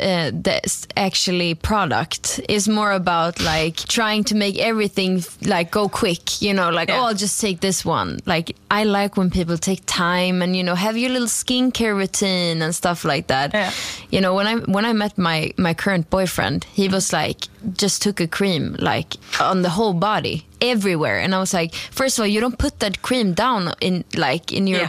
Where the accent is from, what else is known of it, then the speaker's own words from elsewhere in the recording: Stockholm, Stockholm County, Sweden; English is a second language; moved away as an adult; now in Copenhagen, Denmark; I uh, grew up in Stockholm, Sweden, mm-hmm. uh, but I'm currently living in Copenhagen